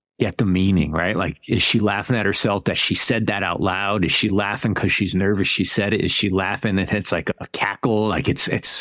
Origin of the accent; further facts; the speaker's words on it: United States; as an American